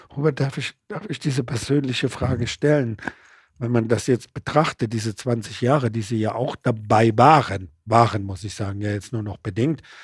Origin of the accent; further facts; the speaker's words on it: Mannheim, Baden-Württemberg, Germany; darf ich als gebürtiger Mannheimer sagen